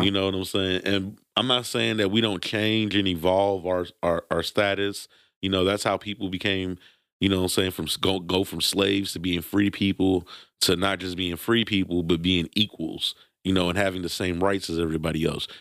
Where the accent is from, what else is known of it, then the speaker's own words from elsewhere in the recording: New York City, New York, United States; born in Brooklyn, New York. I'm gonna be Brooklyn till